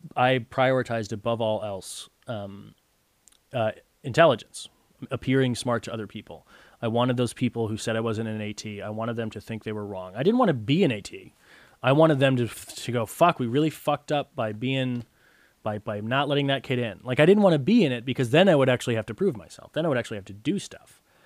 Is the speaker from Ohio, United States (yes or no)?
no; Connecticut, United States; growing up in Connecticut was nice